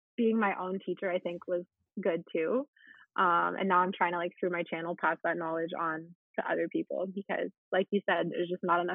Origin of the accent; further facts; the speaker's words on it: Ottawa, Ontario, Canada; moved away as an adult; now in Montreal, Canada; So I actually grew up in Ottawa